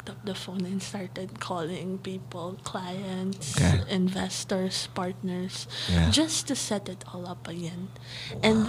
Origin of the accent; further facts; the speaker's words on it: Philippines; I'm from the Philippines, so I behave in the Philippine environment.